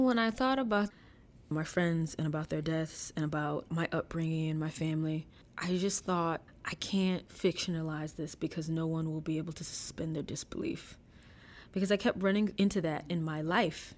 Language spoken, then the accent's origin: English; DeLisle, Mississippi, United States; moved away as an adult; I live in my hometown now, I decided to move back